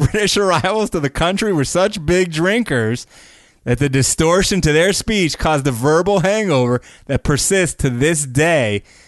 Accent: United States; I'm American.

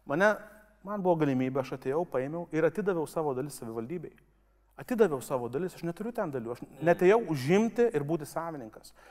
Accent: Kaunas, Kaunas County, Lithuania; nuo to, kad gimiau Kaune.

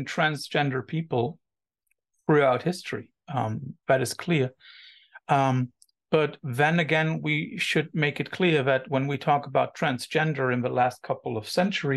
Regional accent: Cologne, North Rhine-Westphalia, Germany; English is a second language; I'm coming from Cologne, so the gay capital of Germany

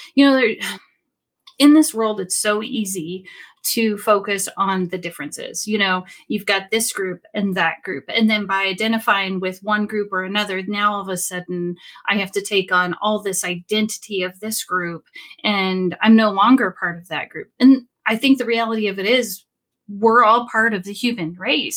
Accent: Sacramento, California, United States; I'm from Sacramento, California

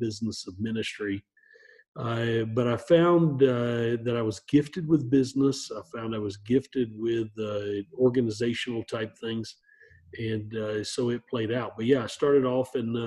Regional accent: Appalachia, Northeast Georgia, United States; I grew up in Appalachia, in Northeast Georgia.

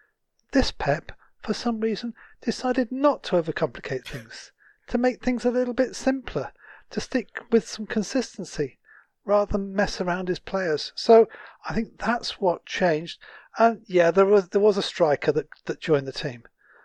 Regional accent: Manchester, North West England, United Kingdom; now in West Yorkshire, United Kingdom; I was brought up in Manchester, then we moved away and moved around the country. I now live between in some beautiful countryside, in between Barnsley and Huddersfield in West Yorkshire.

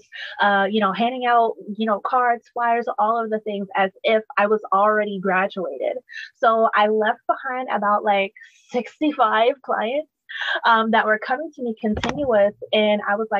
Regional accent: Charleston, South Carolina, United States; I am from Charleston, South Carolina.

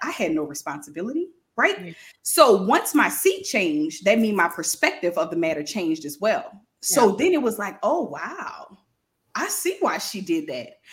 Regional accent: New Orleans, Louisiana, United States; now in Baton Rouge, United States; I am from New Orleans, Louisiana, y'all, but I live in Baton Rouge right now

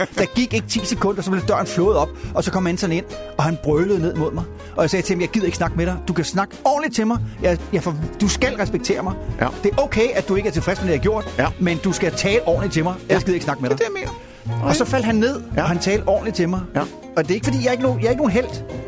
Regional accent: Denmark; moved away; hjemme i Danmark

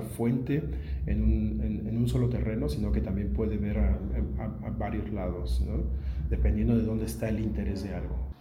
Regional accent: Mexico; moved away as an adult; now in Berlin, Germany; Soy un periodista mexicano, nacido en México y ahora naturalizado alemán. Vivo desde hace 16 años en, Berlín

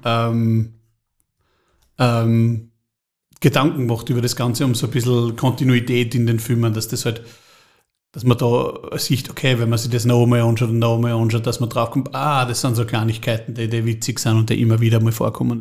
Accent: Trofaiach, Styria, Austria; bin der erste Zeitreisende aus Trofeiach. Ich möchte zurück, daher wo ich herkomme, ich möchte nämlich zurück ins Trofeiach im Jahr 2100, da komme ich her

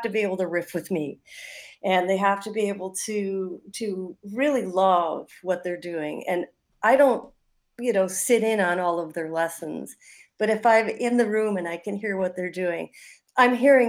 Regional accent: Milwaukee, Wisconsin, United States; I grew up on the South Side, which is great in its own way, just by Jackson Park, a beautiful park.

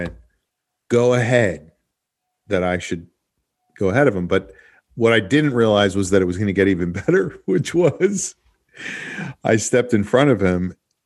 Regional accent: New York, United States; moved away; I am from New York

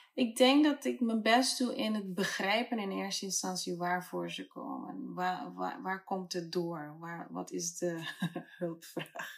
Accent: Curaçao; now in Amsterdam, Netherlands; En ik ben op Curaçao geboren.

